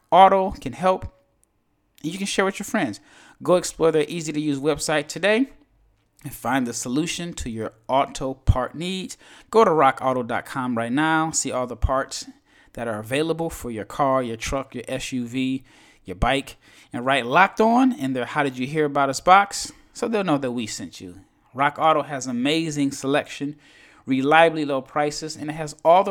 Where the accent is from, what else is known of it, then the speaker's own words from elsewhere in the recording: United States; an American man